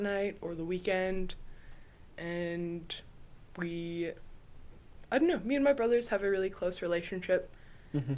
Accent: St. Mary's, Alaska, United States; I'm from St. Mary's, Alaska

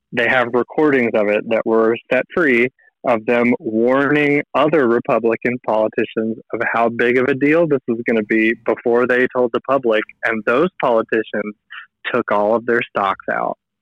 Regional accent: United States; moved away as an adult; also born or lived in Seattle, Washington; now in Chile; my family back in the states

